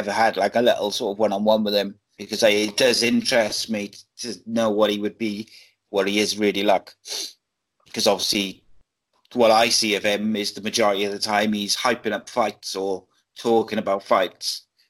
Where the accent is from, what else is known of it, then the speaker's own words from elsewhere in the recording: Wales, United Kingdom; I'm Welsh, British, Welsh.